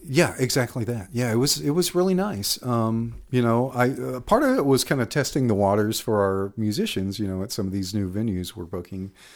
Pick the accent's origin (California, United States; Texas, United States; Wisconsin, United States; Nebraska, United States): Texas, United States; Waco; also born or lived in Austin, Texas; I'm from, born and raised in Waco